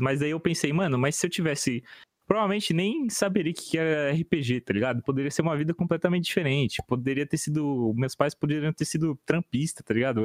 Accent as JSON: {"language": "Portuguese", "region": "São Paulo", "country": "Brazil", "tie": "born or raised there", "also_born_or_lived": "Curitiba", "said": "eles mudaram para São Paulo quando eu tinha quatro anos."}